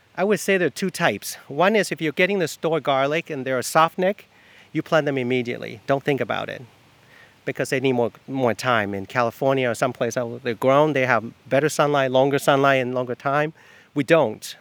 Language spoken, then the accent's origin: English; Taiwan; now in East Orleans, United States; I'm from Taiwan.